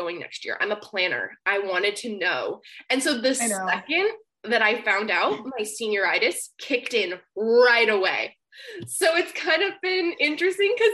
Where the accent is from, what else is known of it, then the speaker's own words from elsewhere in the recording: Oregon, United States; now in California, United States; I grew up in Oregon as well.